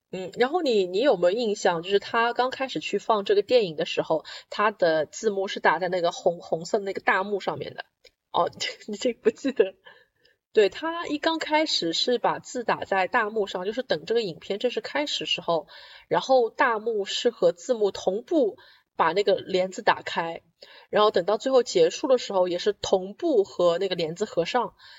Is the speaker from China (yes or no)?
yes; Shanghai, China; moved away; 我们上海人最喜欢的日本，日本新片展